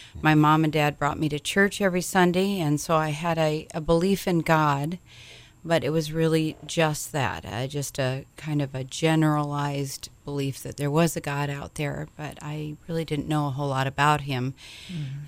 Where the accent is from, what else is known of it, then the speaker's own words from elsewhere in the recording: Hawaii, United States; also born or lived in Minnesota; now in Edina, United States; I grew up in Hawaii, the paradise of the Pacific